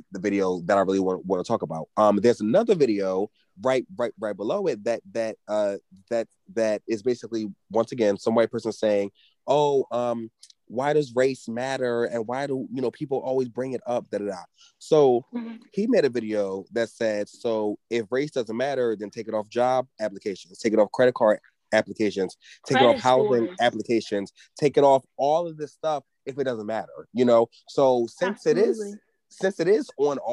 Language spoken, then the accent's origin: English; Philadelphia, Pennsylvania, United States; I'm from Philly